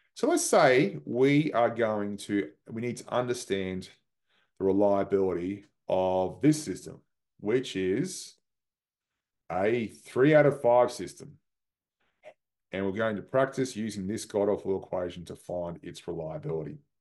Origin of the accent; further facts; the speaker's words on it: Australia; moved away; my home country, Australia